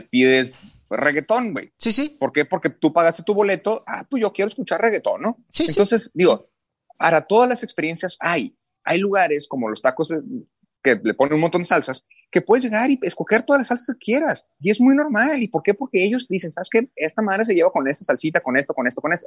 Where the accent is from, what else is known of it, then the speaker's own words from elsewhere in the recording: Mexico; yo soy mexicano, orgullosamente mexicano